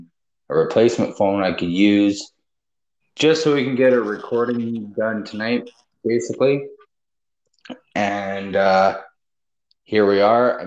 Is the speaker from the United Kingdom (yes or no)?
no; Canada; Me being Canadian